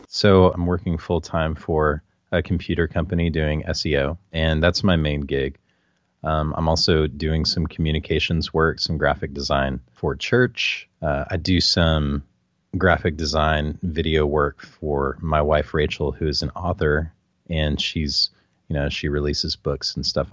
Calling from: San Antonio, Texas, United States; I'm calling from San Antonio, Texas.

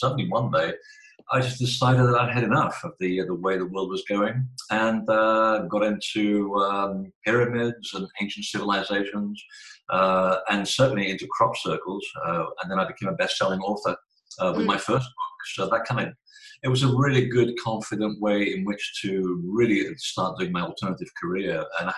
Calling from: Portland, Maine, United States; Portland, Maine. We're having a very unusual hot day.

